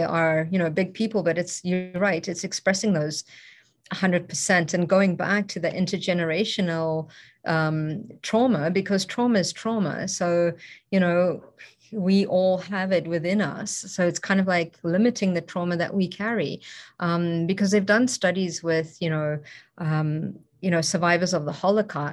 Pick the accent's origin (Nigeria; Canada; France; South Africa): South Africa; moved away; I grew up in South Africa, it's also a very dangerous place